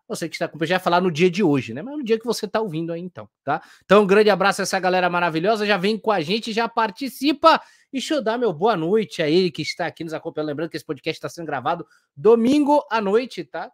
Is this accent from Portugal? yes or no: no; Salvador, Bahia, Brazil; eu sou de Salvador